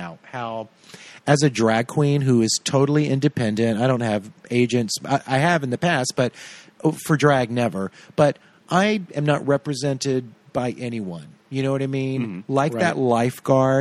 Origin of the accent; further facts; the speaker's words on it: Tallulah, Louisiana, United States; I grew up in a town named Tallulah.